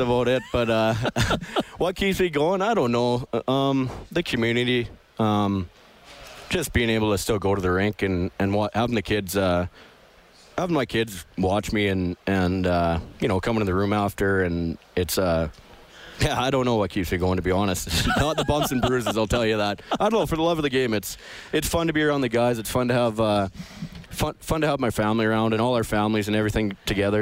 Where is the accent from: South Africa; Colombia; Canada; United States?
Canada; Elrose, Saskatchewan; also born or lived in Rosetown, Saskatchewan; Moved 20 miles south down to Elrose and grew up there till I was uh, 15